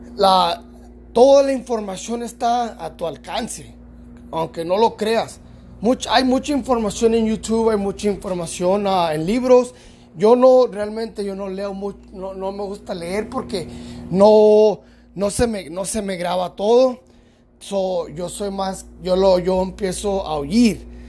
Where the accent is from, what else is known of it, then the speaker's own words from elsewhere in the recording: California, United States; yo soy mexicano-americano, soy nacido en California